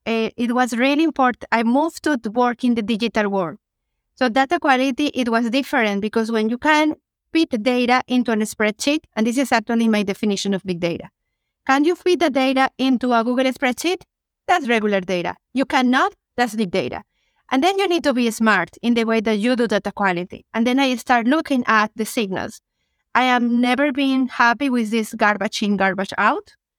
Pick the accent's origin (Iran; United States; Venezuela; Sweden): Venezuela; moved away as an adult; now in Canada; I'm originally from Venezuela, relocated to Canada ten years ago